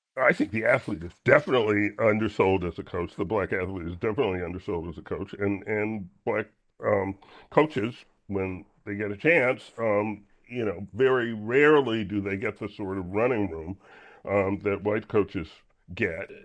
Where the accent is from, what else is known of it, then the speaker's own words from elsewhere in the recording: Orangeburg, South Carolina, United States; I grew up in Orangeburg, South Carolina, was home to two HBCUs